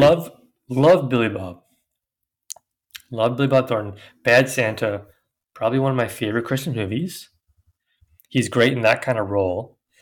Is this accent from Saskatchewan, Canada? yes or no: no; Victoria, British Columbia, Canada; we're from Victoria.